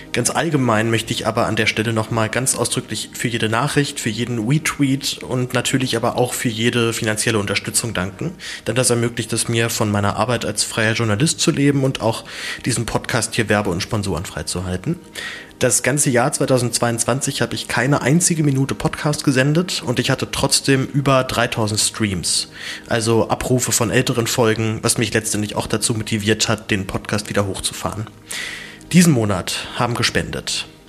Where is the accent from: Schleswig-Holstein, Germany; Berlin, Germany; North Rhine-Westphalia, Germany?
Berlin, Germany; ich komme aus, bin in Zehlendorf aufgewachsen hier in Berlin